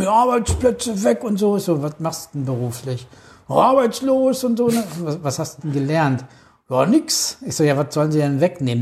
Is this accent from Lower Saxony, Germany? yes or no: yes; Alfeld, Lower Saxony, Germany; bei uns in Alfeld